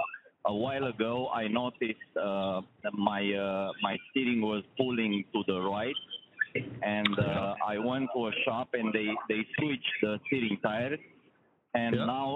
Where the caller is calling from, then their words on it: Michigan, United States; English is a second language; 616 is West Michigan.